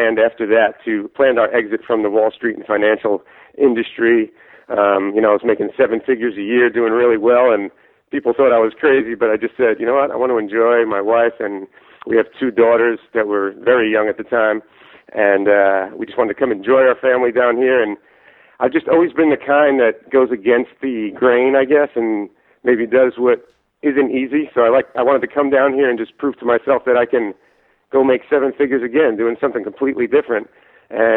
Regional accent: New York City, New York, United States; also born or lived in Philadelphia / Florida; I was born in New York, Staten Island, New York

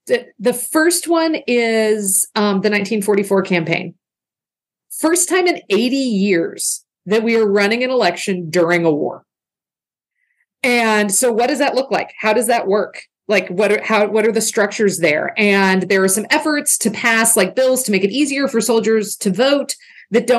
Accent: the South, United States; I'm a Southerner

